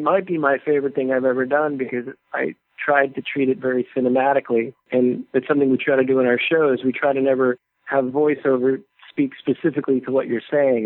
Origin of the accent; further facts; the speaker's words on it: New Jersey, United States; now in Los Angeles, United States; as a kid growing up in New Jersey